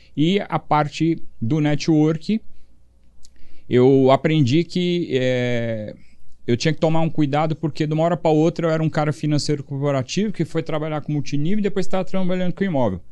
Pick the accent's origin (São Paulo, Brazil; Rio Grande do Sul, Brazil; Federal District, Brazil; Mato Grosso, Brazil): São Paulo, Brazil; also born or lived in Europe; foi onde eu cresci